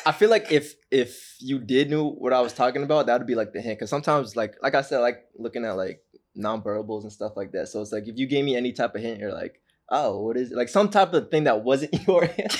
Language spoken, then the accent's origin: English; Orange County, California, United States; I'm from Orange County, California